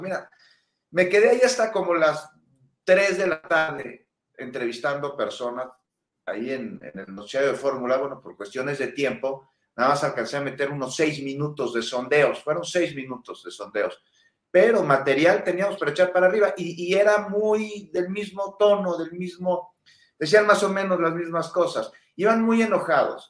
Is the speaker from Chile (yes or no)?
no; Mexico; todos somos mexicanos